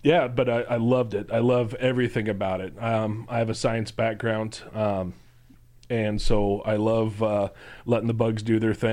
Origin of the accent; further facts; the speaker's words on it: Lincoln, Nebraska, United States; Lincoln, born and raised